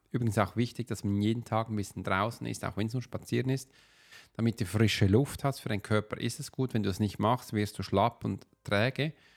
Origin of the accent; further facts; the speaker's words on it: Switzerland; Wir als Schweizer, also ich als Schweizer